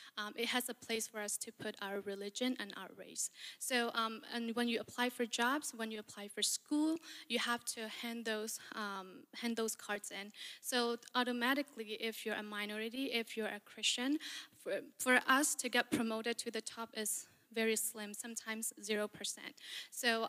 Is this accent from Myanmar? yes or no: yes; Falam, Chin State, Myanmar; now in Battle Creek, United States; I'm from Phalam Chinsteak in Burma